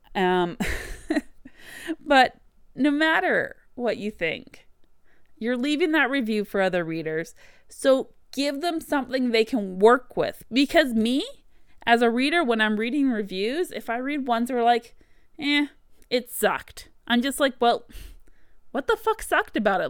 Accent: Canada; as a Canadian author, this is actually something I've seen a lot when I use my own native spelling, what I grew up and learned

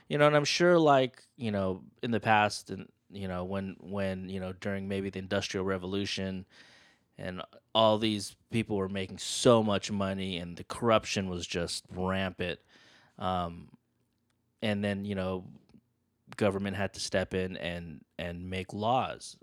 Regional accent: San Francisco, California, United States; I grew up in San Francisco

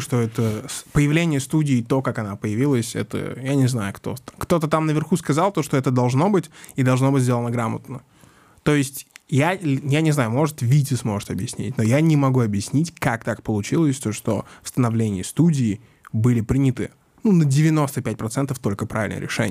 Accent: Mytishchi, Moscow Oblast, Russia; я вырос в Мытищах, сельская школа

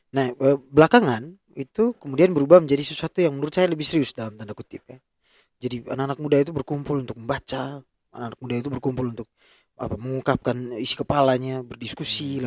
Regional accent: Ruteng, East Nusa Tenggara, Indonesia; saya lahir dan besar di Ruteng

